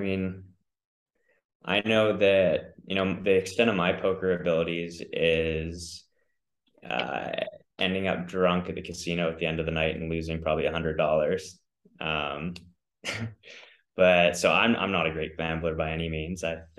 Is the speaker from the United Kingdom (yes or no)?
no; Canada; also born or lived in Australia; I am from Canada. I was born there and my dad is a Canadian, my mom is an Aussie. So I kind of spent time growing up between the two countries.